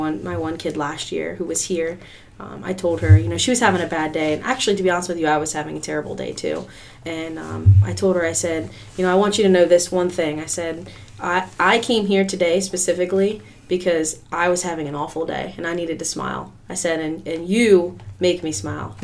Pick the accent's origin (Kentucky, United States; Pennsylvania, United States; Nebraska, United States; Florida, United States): Pennsylvania, United States; moved away as an adult; now in Ocean View, United States; I'm actually originally from Pennsylvania